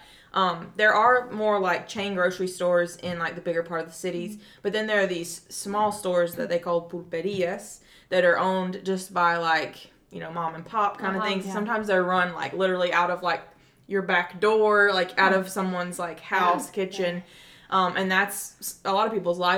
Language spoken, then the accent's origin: English; South Carolina, United States; moved away as an adult; also born or lived in Nicaragua; I'm from South Carolina